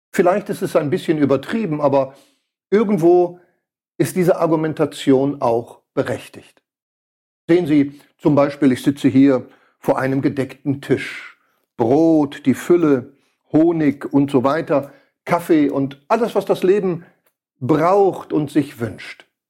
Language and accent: German; Switzerland; hier bei uns in der Schweiz